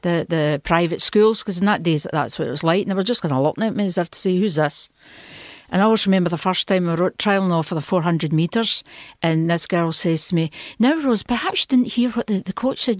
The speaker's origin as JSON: {"language": "English", "town": "Stewarton", "region": "Scotland", "country": "United Kingdom", "tie": "born or raised there", "also_born_or_lived": "Italy / France", "moved": "as an adult"}